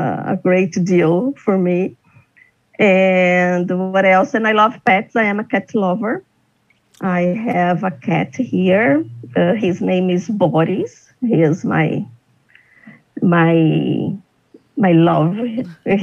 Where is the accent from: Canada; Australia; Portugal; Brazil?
Brazil; also born or lived in São Paulo; I'm from Brazil. I live in São Paulo